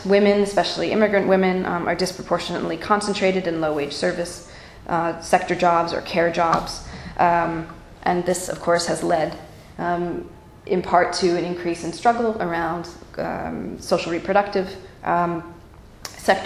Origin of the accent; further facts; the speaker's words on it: United States; moved away as an adult; now in Berlin, Germany; I'm an American, but I've been living in Germany for the past 6 years, past 4 years in Berlin.